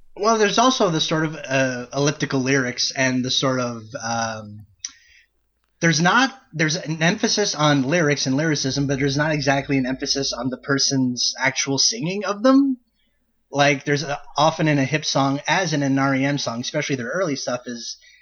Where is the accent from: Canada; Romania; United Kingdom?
Canada; We're both Canadian. We are both residents of Canada